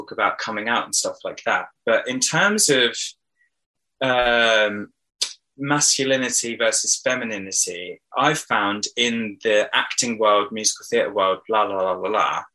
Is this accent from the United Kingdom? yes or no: yes; Hoxne, Suffolk, East of England, United Kingdom; I grew up in Suffolk in a tiny village called Hoxton near Diss